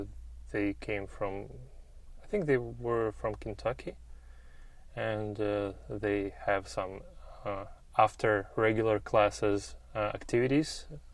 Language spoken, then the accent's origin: English; Russia; English is a second language; moved away as an adult; now in United States; I'm 36 years old. I come from Russia, but for the last 5 years, I live here in the United States.